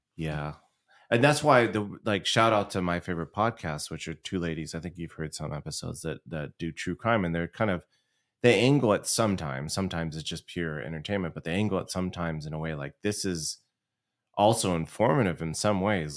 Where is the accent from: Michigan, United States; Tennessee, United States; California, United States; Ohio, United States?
California, United States; Southern; we're from Southern California